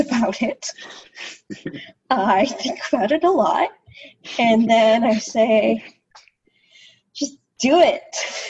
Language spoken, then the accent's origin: English; Philippines; So I'm Filipino, and as Filipinos, or many Filipinos are in the healthcare profession.